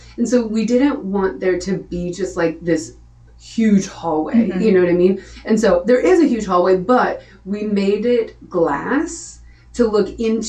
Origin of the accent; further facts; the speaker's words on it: Nashville, Tennessee, United States; I thought I was moving. I came from Nashville.